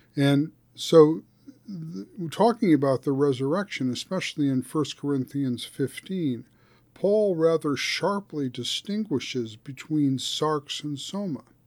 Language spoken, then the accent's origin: English; suburban New Jersey, United States; growing up in New, suburb, suburban New Jersey